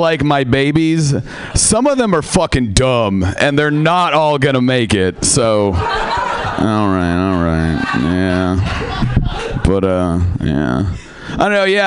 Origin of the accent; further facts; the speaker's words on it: Seattle, Washington, United States; I am from Seattle.